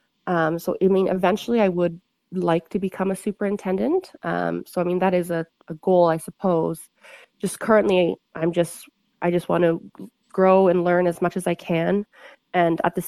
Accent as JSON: {"language": "English", "region": "Ontario", "country": "Canada", "tie": "born or raised there", "moved": "as an adult", "lives_now": "Kamloops, Canada", "said": "I grew up in Ontario."}